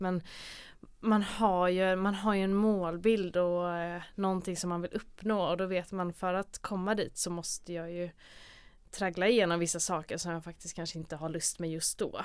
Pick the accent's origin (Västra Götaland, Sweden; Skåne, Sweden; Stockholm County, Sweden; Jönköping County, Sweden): Västra Götaland, Sweden; Gothenburg; also born or lived in Mölnlycke; jag är här från Göteborg, eh, född och uppvuxen